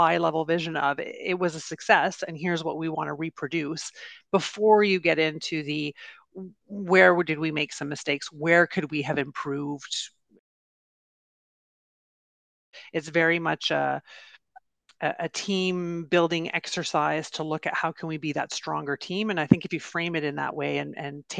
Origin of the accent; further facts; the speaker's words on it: Canada; I'm Canadian